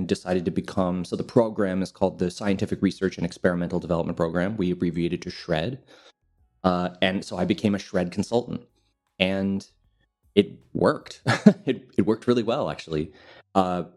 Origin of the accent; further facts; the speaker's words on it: Montreal, Quebec, Canada; moved away as an adult; now in Lisbon, Portugal; I'm originally from Canada. I'm from Montreal.